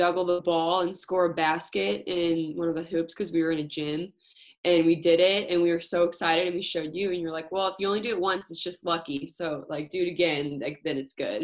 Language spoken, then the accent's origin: English; Missouri, United States; I'm from Missouri. So I went up to St. Louis